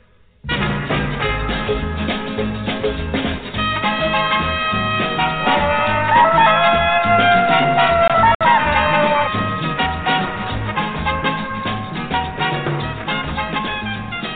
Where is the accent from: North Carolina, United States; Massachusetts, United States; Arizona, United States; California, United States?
Arizona, United States; when I was a kid growing up in Arizona